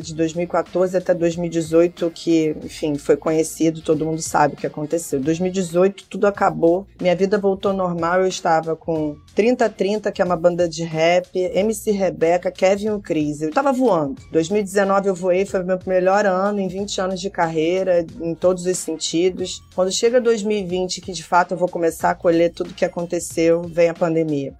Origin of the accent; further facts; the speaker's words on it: Rio de Janeiro, Brazil; Eu nasci na Tijuca. A Tijuca é rodeada de comunidades.